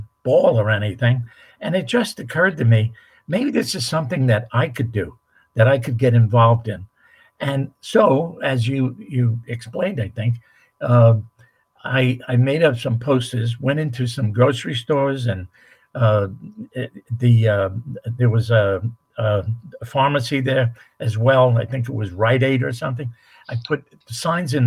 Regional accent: New York City, New York, United States; I grew up in Manhattan

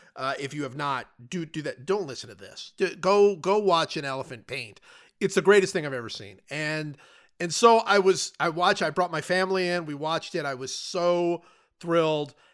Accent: Cleveland, Ohio, United States; moved away; I grew up, it was, it was in Cleveland

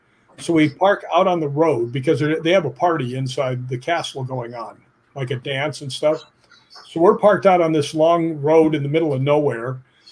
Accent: Chicago, Illinois, United States; I grew up in Chicago. I was like, yeah, this feels great. I'm so used to California.

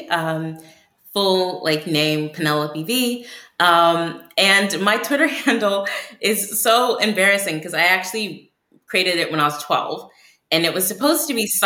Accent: United Kingdom; accent: American; so I I'm British and um, I was born in Africa, but I only developed an American accent like a few years ago

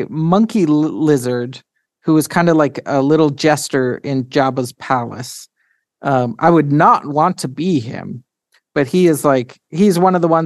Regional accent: St. Albert, Alberta, Canada; And I was born in a town near Edmonton, Alberta, Canada, called St. Albert.

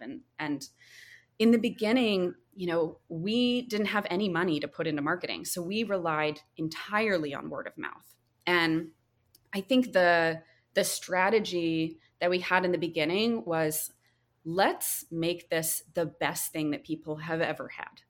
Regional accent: North Carolina, United States; moved away; where I grew up in North Carolina

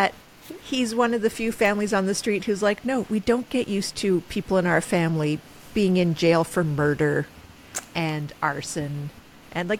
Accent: United Kingdom; as a British person

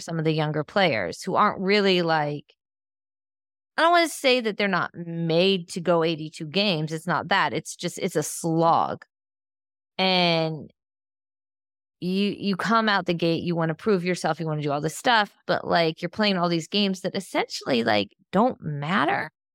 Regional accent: Northeastern Ohio, United States; I'm from Ohio, Northeastern Ohio

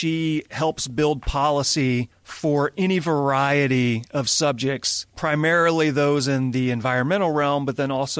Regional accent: Louisiana, United States; now in California, United States; I live in California. I'm originally from Louisiana

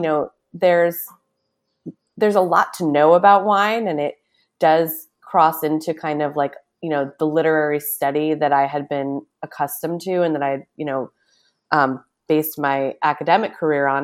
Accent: Newburyport, Massachusetts, United States; moved away as an adult; also born or lived in New York City / Brooklyn; now in East Hampton, United States; I grew up in a small town called Newburyport. It used to be Massachusetts' smallest actual city

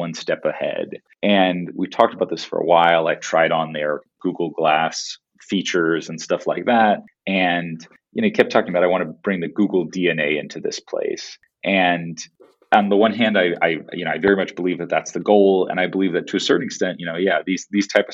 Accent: Palo Alto, California, United States; I grew up partly in Palo Alto

